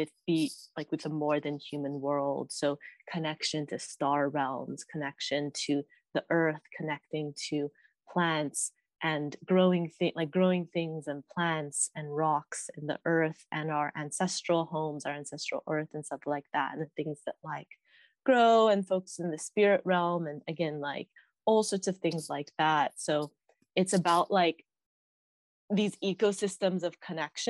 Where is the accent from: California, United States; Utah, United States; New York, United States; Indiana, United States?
California, United States; Stockton; I grew up in the Central Valley of California, where I've been like raised